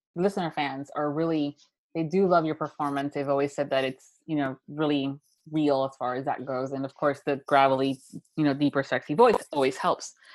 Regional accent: Miami, Florida, United States; being a girl that was born and raised in Miami, Florida

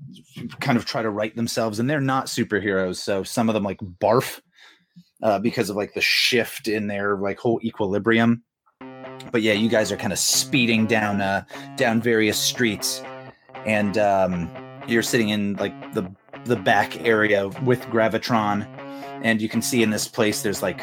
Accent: England, United Kingdom; now in Australia; I was originally English, but now I'm Australian.

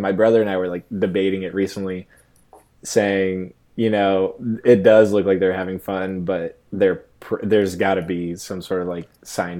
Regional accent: Virginia Beach, Virginia, United States; And, then I grew up surfing in Virginia Beach too.

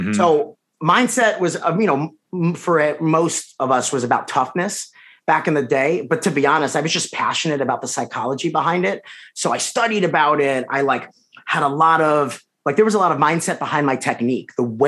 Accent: Long Island, New York, United States; Me? Long Island.

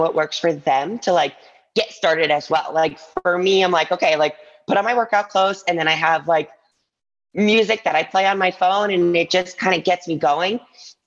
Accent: Ann Arbor, Michigan, United States; moved away as an adult; also born or lived in New York City; now in Las Vegas, United States; I grew up in Ann Arbor, Michigan.

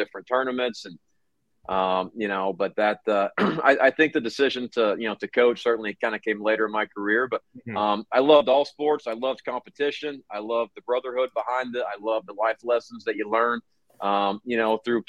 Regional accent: Kentucky, United States; moved away; growing up in a small town in Kentucky

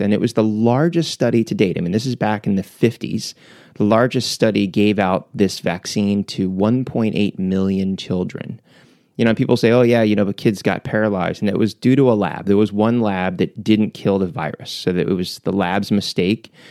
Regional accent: Philadelphia, Pennsylvania, United States; we grew up in Philly.

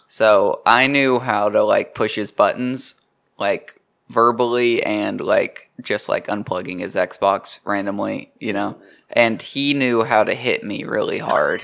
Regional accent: Kingsport, Tennessee, United States; moved away as an adult; also born or lived in Knoxville, Tennessee; I'm from Kingsport, Tennessee, which is even smaller.

